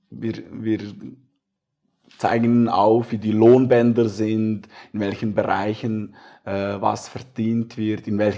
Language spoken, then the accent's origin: German; Aargau, Switzerland; Wo wir {S0} auch stark sind, ist mein Heimatkanton